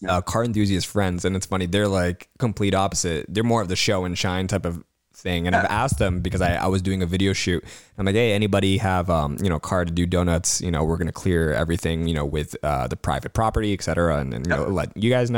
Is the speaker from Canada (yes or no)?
yes; Cambridge, Ontario, Canada; I'm from Cambridge